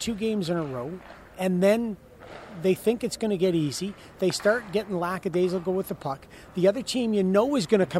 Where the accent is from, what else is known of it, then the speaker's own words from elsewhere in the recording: Canada; now in United States; I'm so much more American now than I am Canadian.